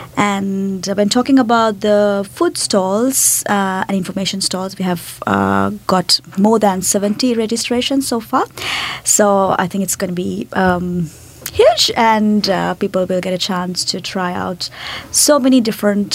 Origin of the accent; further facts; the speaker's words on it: Sri Lanka; moved away as an adult; now in Nelson, New Zealand; I'm from Sri Lanka. I've been here for 4 years